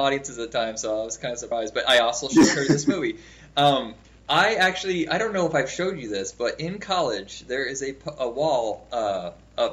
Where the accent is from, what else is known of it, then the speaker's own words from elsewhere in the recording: Indiana, United States; I'm from Indiana